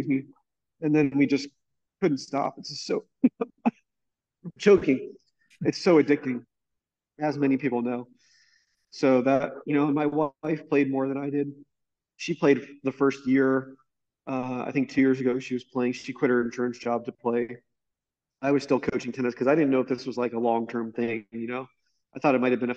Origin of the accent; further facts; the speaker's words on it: Tampa, Florida, United States; also born or lived in Orlando; I grew up in Tampa